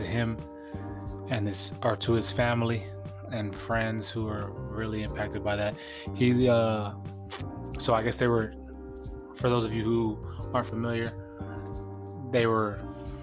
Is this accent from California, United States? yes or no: yes; San Diego, California, United States; my hometown of San Diego, California